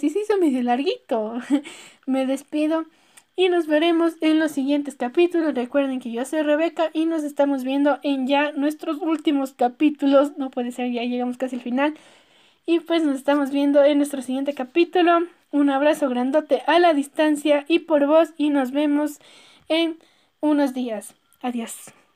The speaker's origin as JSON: {"language": "Spanish", "country": "Ecuador"}